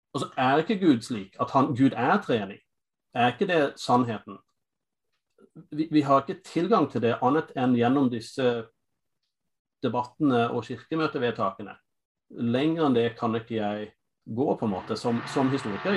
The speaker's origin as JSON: {"language": "Norwegian", "country": "United States", "tie": "born or raised there", "second_language": "Norwegian", "moved": "as an adult", "lives_now": "Norway", "said": "Jeg er amerikaner"}